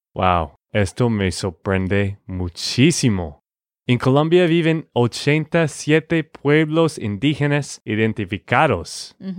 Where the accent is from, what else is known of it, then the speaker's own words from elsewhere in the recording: Texas, United States; de Texas, Estados Unidos